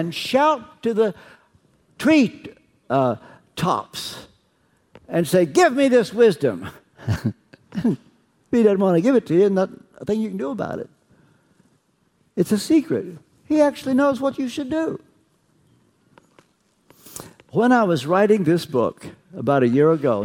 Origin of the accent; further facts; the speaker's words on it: Kentucky, United States; I'm from Kentucky